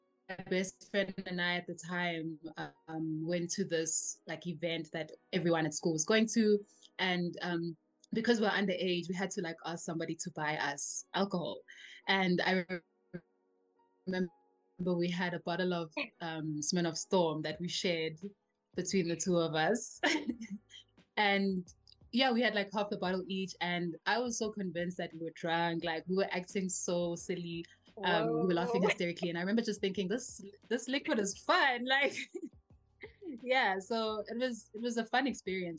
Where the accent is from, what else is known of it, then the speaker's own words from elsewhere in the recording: Benoni, Gauteng, South Africa; also born or lived in Grahamstown (Makhanda), South Africa; lived here my whole life, essentially, except for when I went to university. I went to Rose University, where I studied for 5 years. So that's the only time I lived outside of Benoni.